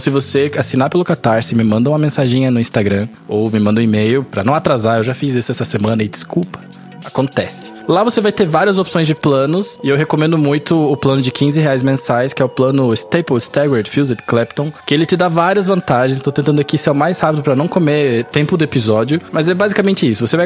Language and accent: Portuguese; Curitiba, Paraná, Brazil; accent: Curitiba; É mais perto do que o meu, porque o meu sotaque é neutro, você tá ligado? Curitiba não tem sotaque.